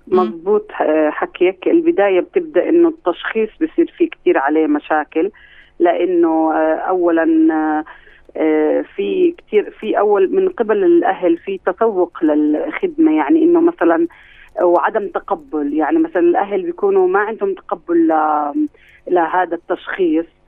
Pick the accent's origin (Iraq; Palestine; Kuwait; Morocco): Palestine; عندنا في فلسطين